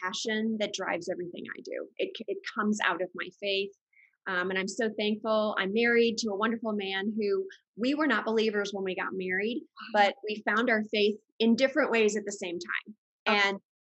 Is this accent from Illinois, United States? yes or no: yes; Chicago, Illinois, United States; I was raised in the Chicago area